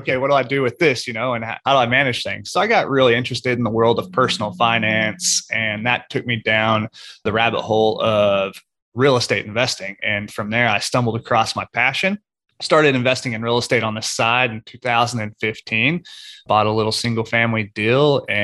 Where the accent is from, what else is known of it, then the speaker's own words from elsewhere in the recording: Oklahoma, United States; moved away as an adult; also born or lived in Houston, Texas; I was born and raised in Oklahoma, kind of a lower to middle class upbringing